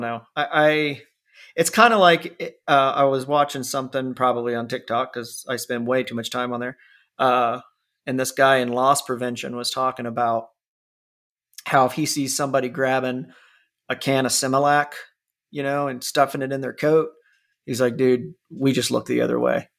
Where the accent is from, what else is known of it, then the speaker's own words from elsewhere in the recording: Ohio, United States; moved away; I grew up on Miracle Whip in, in, in Ohio